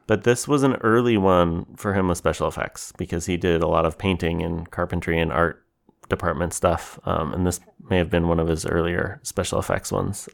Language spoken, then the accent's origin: English; Oregon, United States; I grew up in Oregon